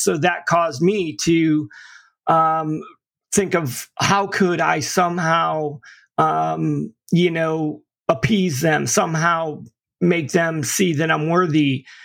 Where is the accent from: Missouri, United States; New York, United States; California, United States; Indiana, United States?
New York, United States; upstate; also born or lived in Florida / St. Petersburg, Florida; now in Tampa, United States; I actually, you know, grew up in upstate New York, but my mother and father divorced when I was in, you know, kindergarten